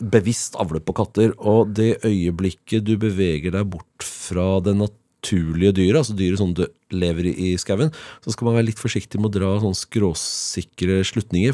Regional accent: Oslo, Norway; Jeg er født og oppvokst i Oslo. Jeg er Oslo-gutt på min hals

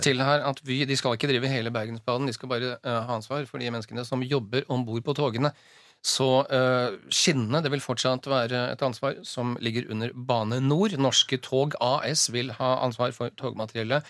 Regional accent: Southern Norway, Norway; now in Oslo, Norway; jeg hadde jo aldri som søring funnet meg i å måtte ta bussen fra der jeg bor, på Grünerløkka, ned til sentrum i Oslo

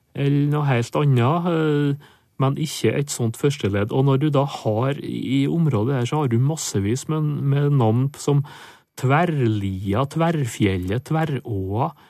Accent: Nordmøre, Møre og Romsdal, Norway; et adjektiv som vi har på Nordmøre, der jeg kommer ifra

